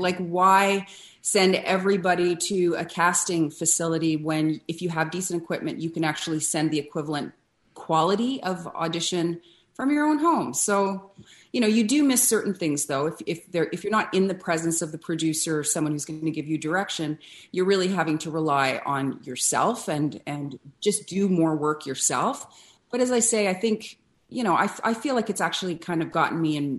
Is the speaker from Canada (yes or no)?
yes; Ottawa, Ontario, Canada; born there; also born or lived in Vancouver; Well, I'm Canadian born. I was born in Ottawa, but I only lived there for the first few months of my life. And then Vancouver, where I lived until I was 5 or 6 years old.